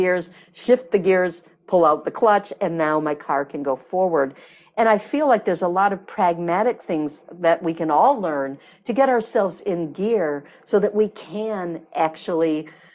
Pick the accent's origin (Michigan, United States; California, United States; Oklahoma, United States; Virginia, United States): Michigan, United States; moved away; I'm from Michigan originally, the Midwest